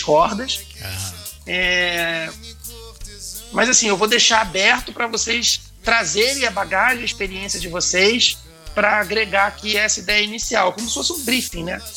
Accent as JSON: {"language": "Portuguese", "country": "Brazil", "said": "eu sou roqueiro, mas eu sou brasileiro, costumo dizer, né? Eu sou roqueiro brasileiro. Então, falo português com muito orgulho"}